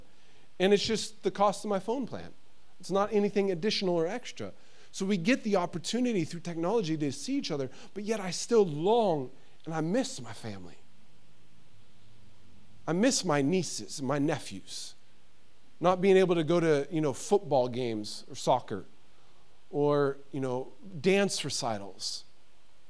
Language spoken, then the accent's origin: English; United States; moved away as an adult; now in Sweden; being an American living here in Sweden, I've been here 7 years, it still is hard, the fact that my family is in the United States.